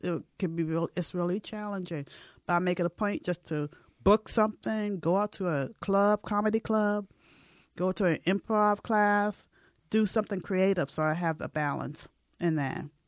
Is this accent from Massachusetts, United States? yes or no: yes; Boston, Massachusetts, United States; moved away; I'm from Boston, so I have family back there